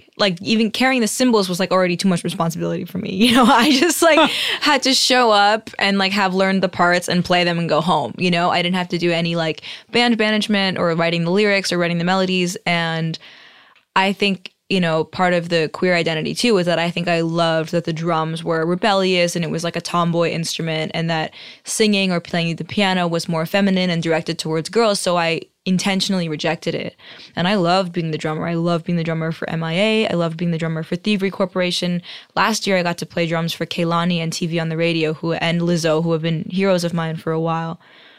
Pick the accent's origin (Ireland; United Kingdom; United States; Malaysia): United States; New York City, New York; I grew up in New York City playing the drums.